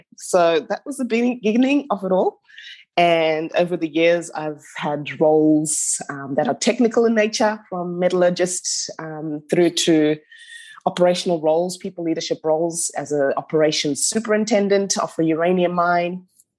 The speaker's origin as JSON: {"language": "English", "country": "Zimbabwe", "also_born_or_lived": "Newcastle, Australia", "moved": "as an adult", "lives_now": "Melbourne, Australia", "said": "I'm from Zimbabwe originally. Once I finished my studies, I came over to Australia and studied at Newcastle University."}